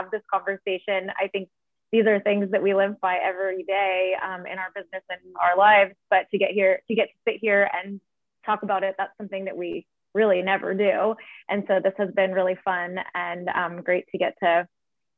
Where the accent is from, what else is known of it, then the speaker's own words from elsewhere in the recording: San Diego, California, United States; my San Diego roots